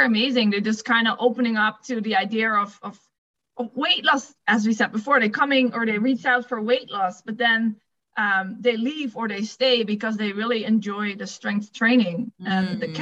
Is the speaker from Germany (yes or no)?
no; Netherlands; English is a second language; moved away; if you didn't pick up my accent, I'm from the Netherlands